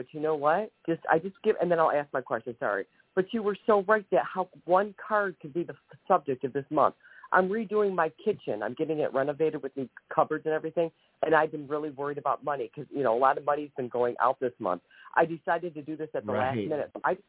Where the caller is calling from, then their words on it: Ohio, United States; Yeah, Ohio, I'm sorry.